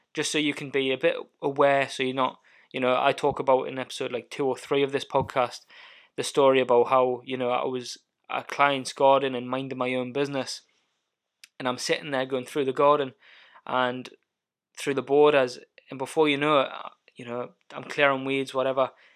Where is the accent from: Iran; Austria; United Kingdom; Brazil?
United Kingdom; Alnwick, North East England; moved away as an adult; also born or lived in Highlands, Scotland; now in Scotland; I grew up and I was born in Northumberland, a little town called Annick